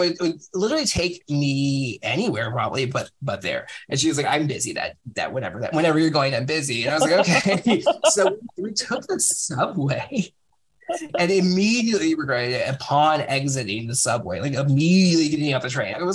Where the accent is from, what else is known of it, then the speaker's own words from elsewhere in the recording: San Francisco, California, United States; I'm from San Francisco